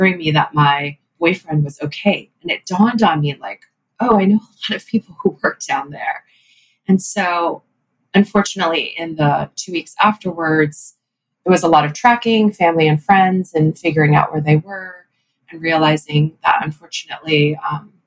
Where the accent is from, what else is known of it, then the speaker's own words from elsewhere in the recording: Texas, United States; in my community growing up in Texas, in my, you know, Chinese American community